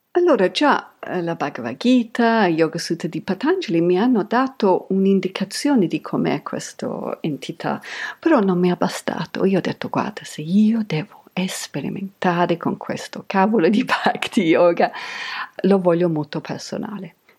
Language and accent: Italian; England, United Kingdom; io sono cresciuta in Inghilterra negli anni Ottanta